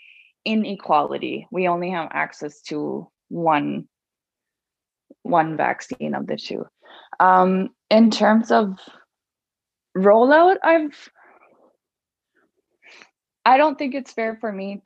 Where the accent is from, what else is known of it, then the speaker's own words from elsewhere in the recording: Baker Lake, Nunavut, Canada; my hometown, Baker Lake